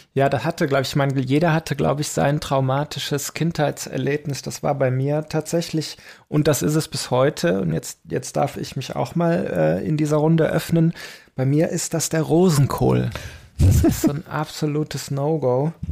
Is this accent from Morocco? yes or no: no; Belgium; also born or lived in Aachen; bei uns in Belgien